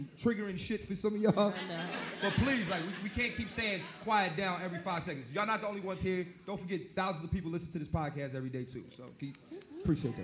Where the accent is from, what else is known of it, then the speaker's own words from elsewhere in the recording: Philadelphia, Pennsylvania, United States; I'm born and raised in Philly